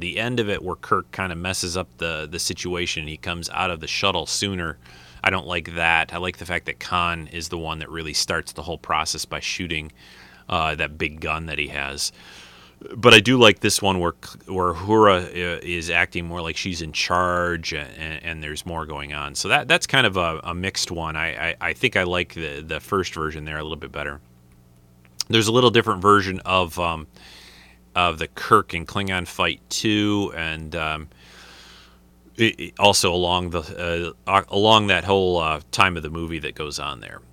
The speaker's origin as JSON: {"language": "English", "country": "United States", "moved": "yes", "said": "I'm from the United States"}